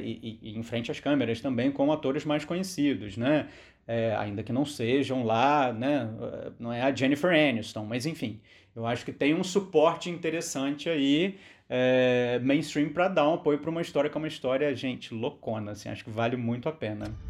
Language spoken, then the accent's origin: Portuguese; Brazil; nós que somos brasileiros